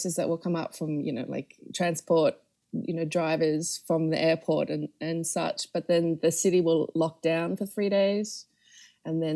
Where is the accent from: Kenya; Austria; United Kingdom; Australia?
Australia; Sydney, New South Wales; moved away as an adult; also born or lived in Melbourne, Australia / New York, United States; I'm from Sydney, Australia, and this is where I was born and raised